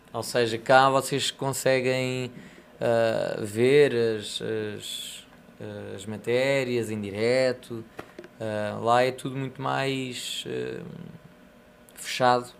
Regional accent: Portugal; now in Brazil

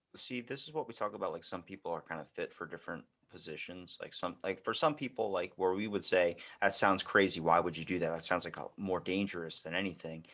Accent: Baltimore, Maryland, United States; accent: Baltimore; I'm from Baltimore

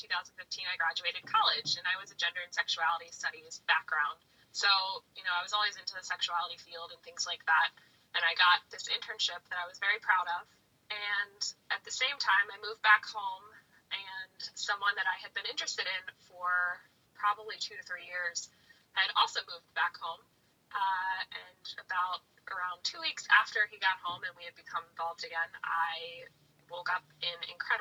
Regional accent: Maryland, United States; now in Philadelphia, United States; I'm from Maryland, but I'm living in Philadelphia, Pennsylvania

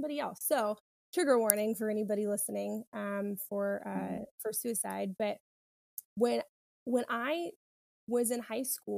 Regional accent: South Carolina, United States; now in Florida, United States; I'm from South Carolina and I wanted to go to a school there.

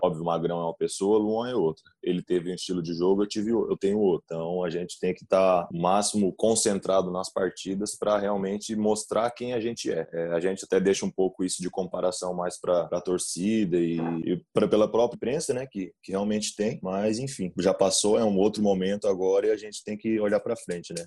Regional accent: South Region, Brazil; moved away; eu sou do Sul

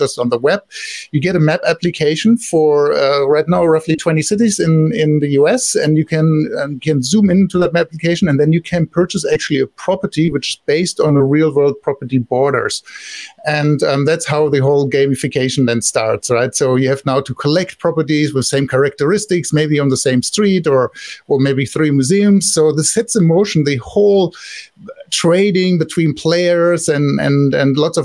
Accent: Germany; accent: German; English is a second language; now in Silicon Valley, United States; I live here now in Silicon Valley since many years, but originally I'm from Germany, so I can't hide my accent.

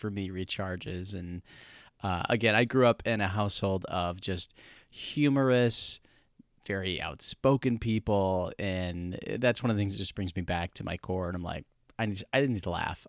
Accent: Midwest, United States; growing up in the Midwest, I'm totally used to wintertime

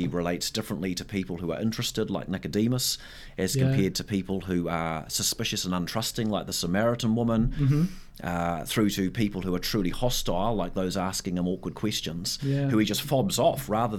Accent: South Taranaki, New Zealand; moved away as an adult; also born or lived in Singapore; now in Tauranga, New Zealand; I hail from South Taranaki, where my mum lives and my wife's family, parents live there and some siblings as well.

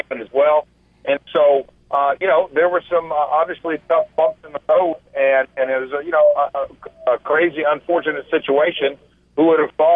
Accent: Nashville, Tennessee, United States; I'm from Music City

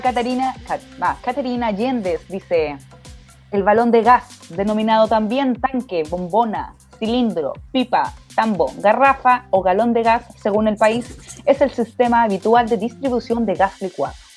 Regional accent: Chile; como buen chileno

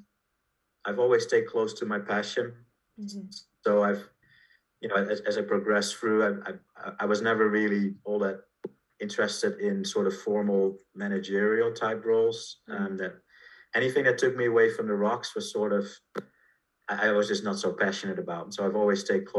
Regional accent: Netherlands; I was born in Holland, went to school there, and primary, secondary, and university.

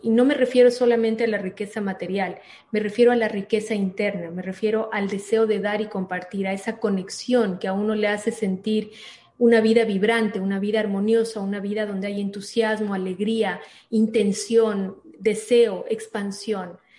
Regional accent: Ecuador; also born or lived in Miami, United States; soy ecuatoriana, amo el Ecuador, vivo en el Ecuador

